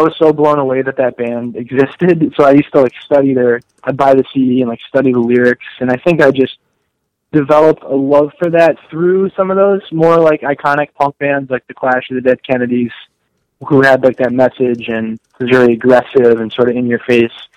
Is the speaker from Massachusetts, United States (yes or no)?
yes; Western Massachusetts, United States; moved away; I actually grew up and as did Phil and Justin, we grew up in Western Massachusetts